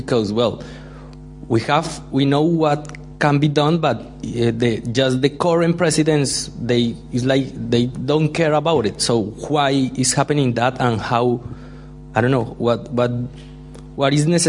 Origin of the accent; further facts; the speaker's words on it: Colombia; moved away; I'm from Colombia.